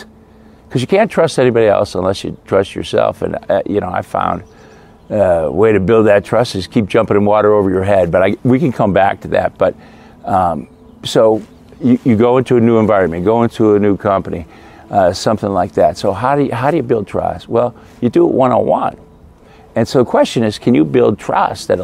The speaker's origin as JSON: {"language": "English", "region": "Midwest", "country": "United States", "tie": "born or raised there", "said": "I grew up in the Midwest, great Midwestern values"}